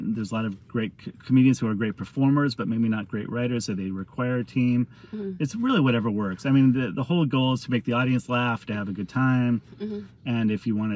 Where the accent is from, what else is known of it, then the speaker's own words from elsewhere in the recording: San Diego, California, United States; I grew up in San Diego.